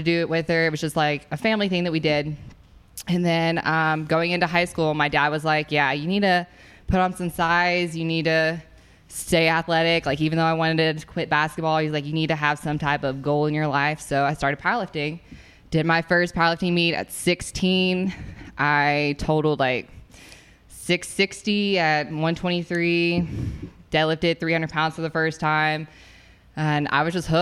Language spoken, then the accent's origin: English; White House, Tennessee, United States; I grew up in White House most of my life, which it's a pretty small town.